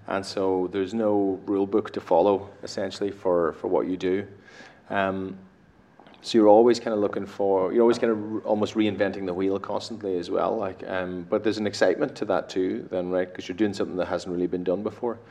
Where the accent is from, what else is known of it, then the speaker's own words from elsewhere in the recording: Ireland; I'm from Ireland myself.